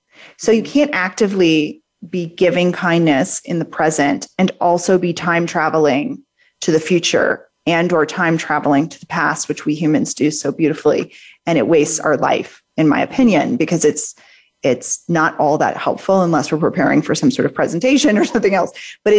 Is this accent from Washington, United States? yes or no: no; New Orleans, Louisiana, United States; I'm from New Orleans.